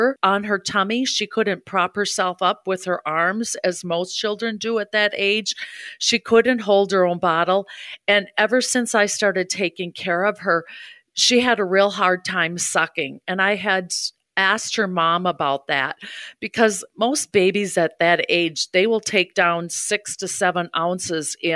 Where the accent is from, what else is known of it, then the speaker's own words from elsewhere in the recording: Hudson, Wisconsin, United States; moved away as an adult; also born or lived in St. Paul area / Ohio / Waunakee, Wisconsin; I grew up in Hudson, Wisconsin